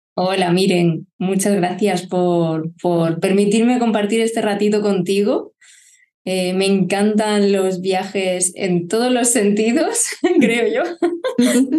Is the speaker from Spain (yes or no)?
yes; Lorca, Region of Murcia, Spain; also born or lived in Barcelona / Málaga / Germany; now in Murcia, Spain; nací en Barcelona, y a los cuatro años nos mudamos a Lorca, Murcia, con mis padres